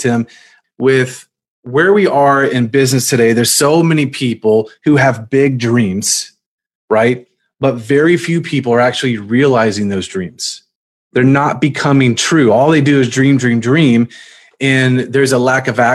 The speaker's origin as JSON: {"language": "English", "region": "Virginia", "country": "United States", "said": "I'm actually from Virginia"}